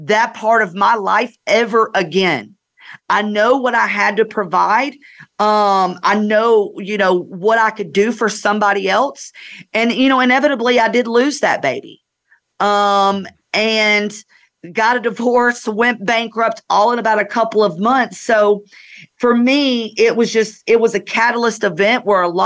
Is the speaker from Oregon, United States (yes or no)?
no; North Georgia, United States; I grew up in North Georgia